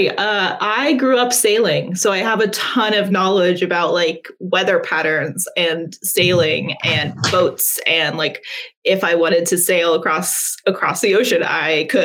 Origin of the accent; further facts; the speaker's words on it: Virginia, United States; also born or lived in Tennessee / North Carolina; So I grew up in Virginia, Tennessee, and North Carolina.